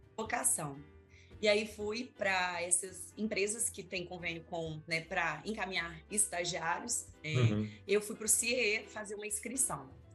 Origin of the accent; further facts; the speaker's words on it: Vitória, Espírito Santo, Brazil; also born or lived in Serra, Espírito Santo; Eu sou nascida aqui em Vitória mesmo, sou filha de mineiro